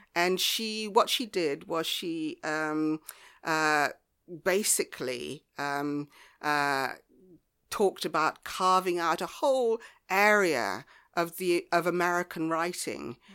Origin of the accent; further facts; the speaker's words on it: Devon, South West England, United Kingdom; also born or lived in Ghana / Lyme Regis / Bideford; I grew up in the West Country in Devon